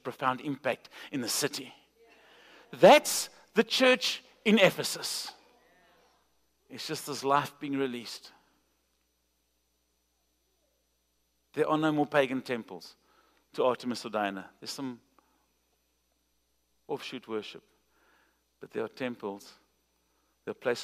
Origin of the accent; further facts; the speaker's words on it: South Africa; I'm from South Africa